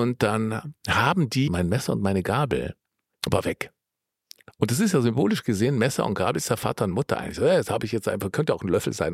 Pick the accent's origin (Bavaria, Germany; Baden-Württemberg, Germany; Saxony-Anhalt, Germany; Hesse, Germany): Bavaria, Germany; Allgäu; ich komme ja aus dem Allgäu